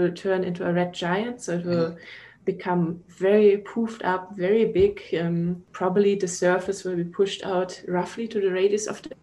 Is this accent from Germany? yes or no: yes; Munich, Bavaria, Germany; moved away as an adult; now in Austin, United States; I'm from Munich. Munich, Bavaria.